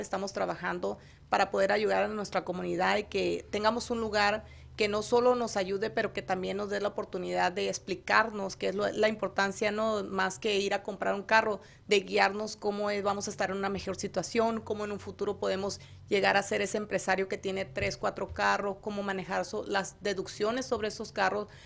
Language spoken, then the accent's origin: Spanish; Hermosillo, Sonora, Mexico; Yo soy de Sonora, Hermosillo, Sonora